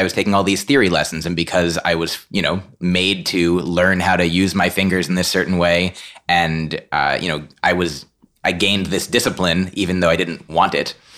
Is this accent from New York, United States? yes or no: no; New Jersey, United States; I grew up in New Jersey